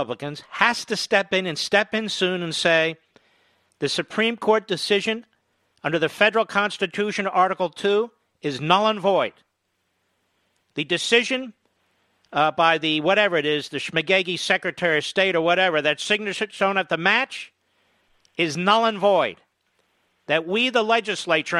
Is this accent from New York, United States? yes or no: no; Pennsylvania, United States; Pennsylvania is my home state